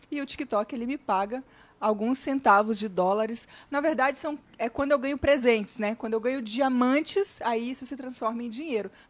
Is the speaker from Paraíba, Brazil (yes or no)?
no; Araçuaí, Minas Gerais, Brazil; now in Curitiba, Brazil; Bom, Primeiro, eu sou lá de Minas, né? Nasci do Vale do Jequitinhonha, uma cidade que se chama Araçuaí, com C cedilha. E eu comecei a minha carreira na rádio com 13 anos, né? E daí mudei para Curitiba.